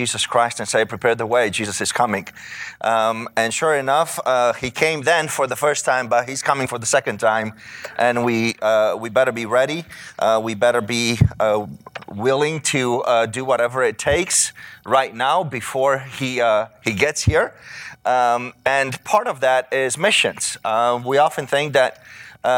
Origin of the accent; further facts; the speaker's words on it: Romania; moved away as an adult; now in United States; I grew up in Romania, the country of Romania, which was a communist country for 45 years